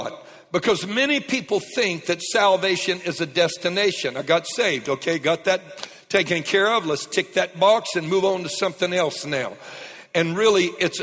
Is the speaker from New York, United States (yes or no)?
no; Lake Charles, Louisiana, United States; moved away; I was raised in Lake Charles, as many of you know, just across the Texas line. And South Lake Charles, Cajun born